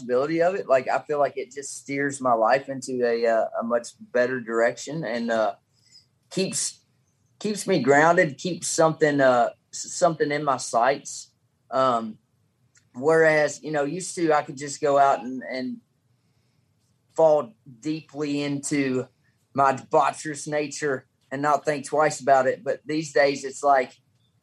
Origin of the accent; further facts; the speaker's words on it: Caneyville, Kentucky, United States; now in Monticello, United States; My hometown is Caneyville, Kentucky, but right here in Monticello, Kentucky, where I live now